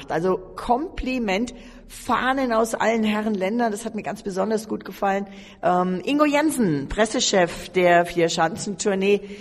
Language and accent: German; Poland; Wir kommen aus Polen auf jeden Fall. Ja, mussten wir dabei sein.